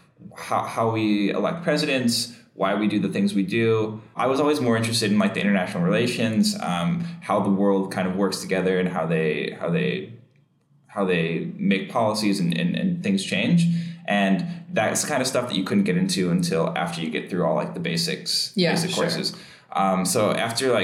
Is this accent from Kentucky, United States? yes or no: no; Chicago, Illinois, United States; also born or lived in Bloomington, Illinois; I grew up in Chicago, or just outside of Chicago in the suburbs, but I stayed there my whole life until I was like, say, 18